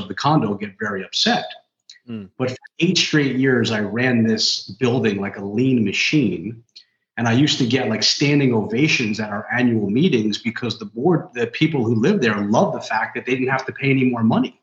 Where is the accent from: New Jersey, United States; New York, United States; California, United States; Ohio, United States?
New York, United States; New York City; I'm like fifth generation in my family. We're all, you know, we're from New York.